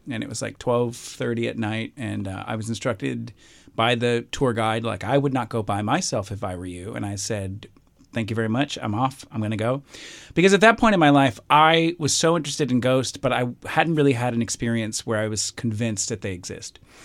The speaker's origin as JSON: {"language": "English", "region": "Alabama", "country": "United States", "tie": "born or raised there", "said": "I'm from Alabama, grew up in Alabama."}